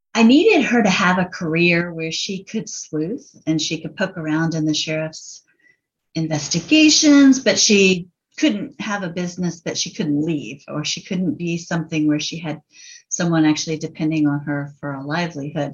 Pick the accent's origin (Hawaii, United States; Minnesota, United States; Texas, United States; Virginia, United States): Virginia, United States; Virginia Beach; also born or lived in Richmond, Virginia; I've lived in Virginia all my life, and we're in Richmond now, but I did grow up in Virginia Beach